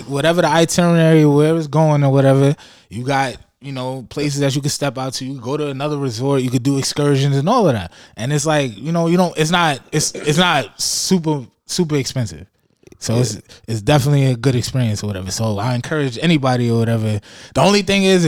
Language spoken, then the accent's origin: English; New York City, New York, United States; also born or lived in Buffalo, New York / Bahamas (family); I was born in Harlem